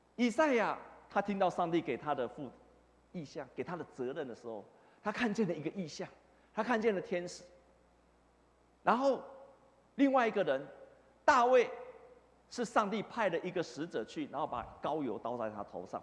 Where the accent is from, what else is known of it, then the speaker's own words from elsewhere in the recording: Taipei, Taiwan; 我小时候就住在这附近，我住在长安东路的前面一点